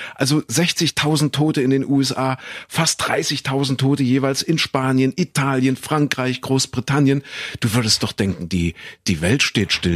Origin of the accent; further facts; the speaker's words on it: Kuhköthen, East Germany, Germany; in Kuhköthen, da wo ich groß geworden bin